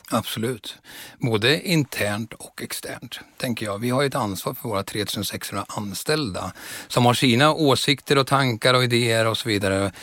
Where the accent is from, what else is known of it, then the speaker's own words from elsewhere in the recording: Östergötland, Sweden; moved away as an adult; also born or lived in Stockholm; Jag växte upp på landet mellan Norrköping och Söderköping så jag är en sann östgöte.